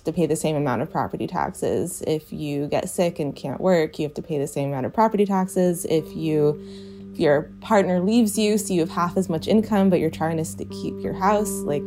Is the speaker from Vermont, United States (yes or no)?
yes; Vermont, United States; also born or lived in Ohio; I grew up in Vermont. I went to school in Ohio, and then I came back